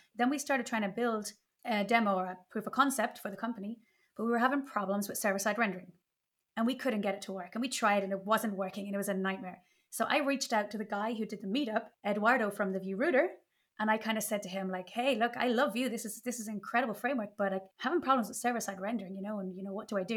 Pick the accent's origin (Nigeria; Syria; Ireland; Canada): Ireland; now in Spain; I'm Irish, but living in Spain